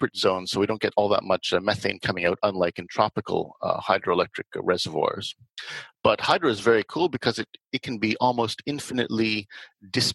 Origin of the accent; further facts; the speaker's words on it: Canada; Canada, my home country